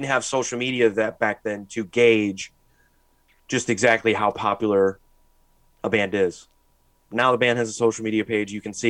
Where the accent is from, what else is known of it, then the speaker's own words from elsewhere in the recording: St. Louis, Missouri, United States; where I named my favorite bands from my hometown.